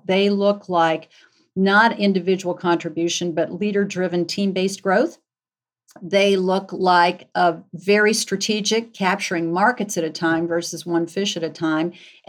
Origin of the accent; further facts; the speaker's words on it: Cleveland, Ohio, United States; moved away as an adult; now in Atlanta, United States; I moved from Cleveland to Atlanta, so I was a Yankee in the South, a woman in public accounting back in the day